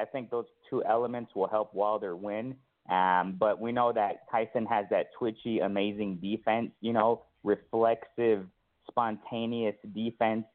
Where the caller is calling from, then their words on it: Mexico; I'm calling from Mexico